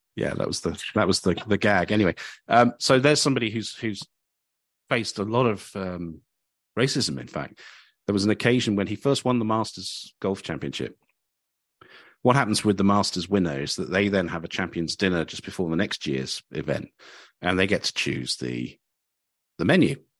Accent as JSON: {"language": "English", "town": "Cambridge", "region": "East of England", "country": "United Kingdom", "tie": "born or raised there", "moved": "yes", "said": "I came from Cambridge and we had two or three venues when I was growing up."}